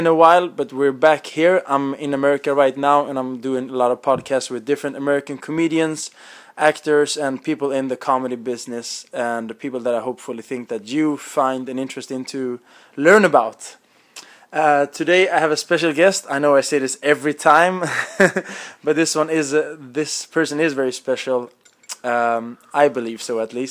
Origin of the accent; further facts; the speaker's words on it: Iran; I am Persian.